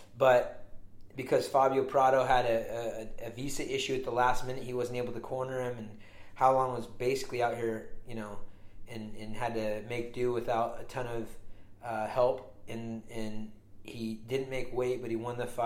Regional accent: California, United States; I'm from California.

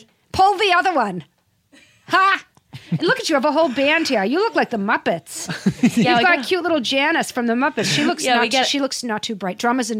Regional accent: Massachusetts, United States; now in Los Angeles, United States; And I'm from New England. I'm from Massachusetts specifically, okay? It's a blue state, okay?

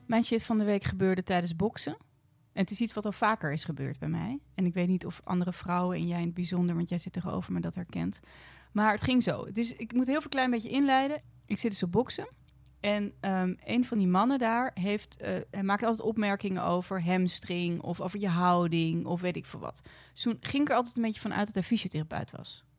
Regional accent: Blaricum, North Holland, Netherlands; ik kom uit Blaricum

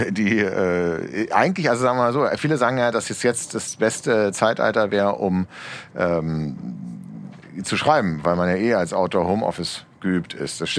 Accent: Berlin, Germany; Ich gehöre zu den 49 Prozent noch geborenen Berliner. Ich bin die Minderheit, genau.

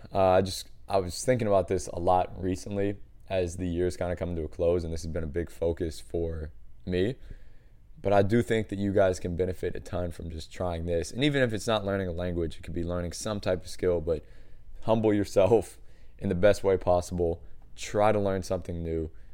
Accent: United States; one American trainer

